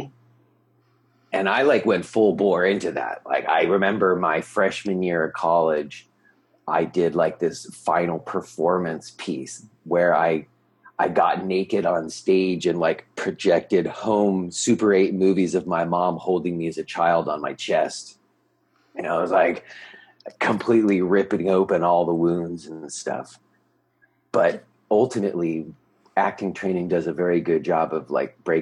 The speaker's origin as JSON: {"language": "English", "town": "Los Angeles", "region": "California", "country": "United States", "tie": "born or raised there", "also_born_or_lived": "New York City, United States", "moved": "as an adult", "lives_now": "Pennsylvania, United States", "said": "I grew up in Los Angeles, and I moved from Los Angeles to New York to go to college"}